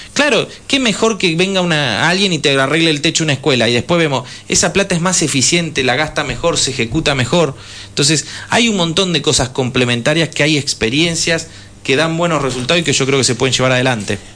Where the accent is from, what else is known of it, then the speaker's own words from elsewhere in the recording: Argentina; Nos hicimos argentinos viniendo de la migración, viniendo de los pueblos originarios